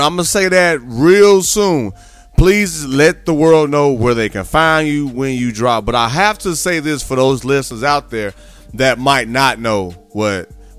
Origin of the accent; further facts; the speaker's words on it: Midwest, United States; Chicago native, and y'all rock with the big homie. Y'all know I'm from the Midwest as well.